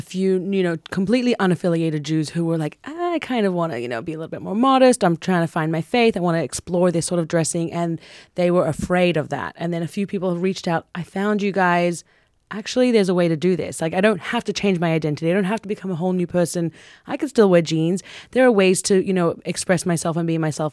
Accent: Sydney, New South Wales, Australia; We grew up in Coogee Beach in Australia

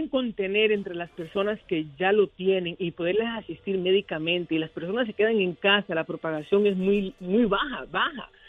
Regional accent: New York, United States; now in New Jersey, United States; aunque yo estoy en New Jersey, soy neoyorquino de corazón, así me creí, y crié allá, me crié allá

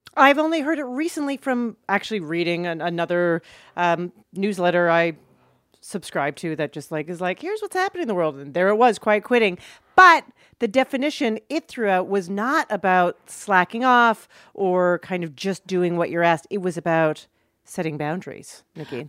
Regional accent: Calgary, Alberta, Canada; Jewish Israeli family and growing up in Calgary

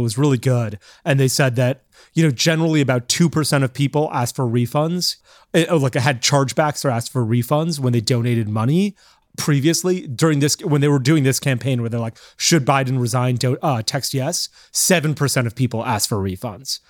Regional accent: Florida, United States; moved away; also born or lived in New York; I grew up in Florida.

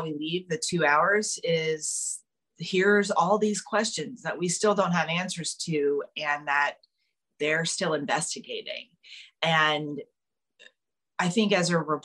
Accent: South Carolina, United States; moved away as an adult; now in New York, United States; as kids growing up in South Carolina, we all spent time on boats.

